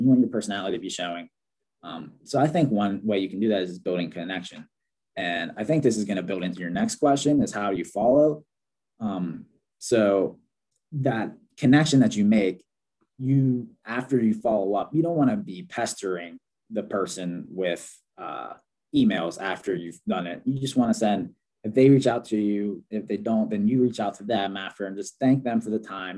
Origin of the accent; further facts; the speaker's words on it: Pittsburgh, Pennsylvania, United States; I'm from Pittsburgh